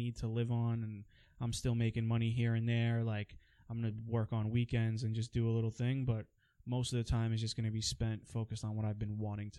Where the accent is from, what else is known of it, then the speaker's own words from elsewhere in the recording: Queens, New York, United States; also born or lived in Long Island; now in New Jersey, United States; I was born in Queens, then I moved to Long Island, then back to Queens, then Jersey, then back to Queens, and now back to Jersey again.